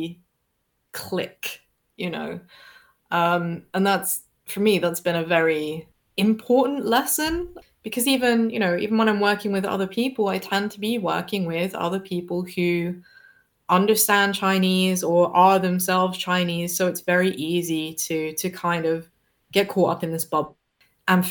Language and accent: English; Devon, South West England, United Kingdom; I come from Devon, so for me that's just my normal accent